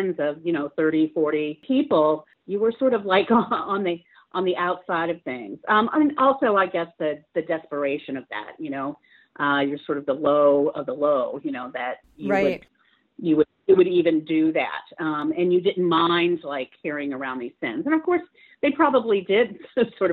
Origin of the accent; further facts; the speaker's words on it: St. Petersburg, Florida, United States; I'm from St. Petersburg, Florida.